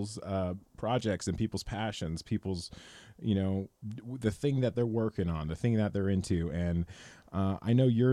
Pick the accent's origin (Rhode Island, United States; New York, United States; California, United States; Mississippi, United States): California, United States; Los Banos; a longtime friend of mine who I grew up in Los Banos